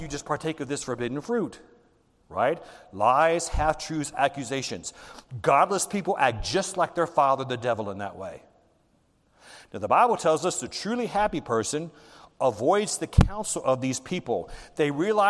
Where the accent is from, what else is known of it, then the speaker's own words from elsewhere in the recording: the South, United States; I grew up in the South, and when I was in the elementary school, you get a whooping from the principal